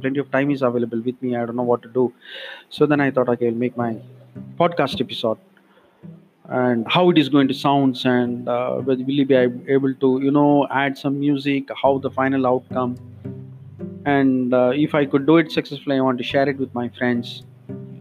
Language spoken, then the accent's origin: English; India; accent: Indian; English is a second language; Being an Indian, that accent may be very different.